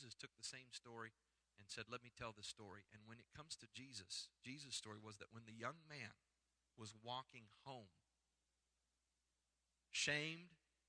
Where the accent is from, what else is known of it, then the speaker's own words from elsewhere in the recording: Iowa, United States; moved away; I grew up in Iowa where I've been to a pig farm